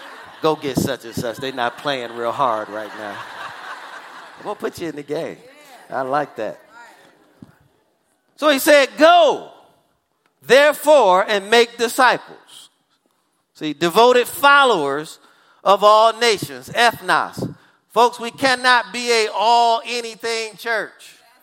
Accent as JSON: {"language": "English", "region": "Missouri", "country": "United States", "said": "What is Missouri? I'm from Missouri. It's called the Show Me State."}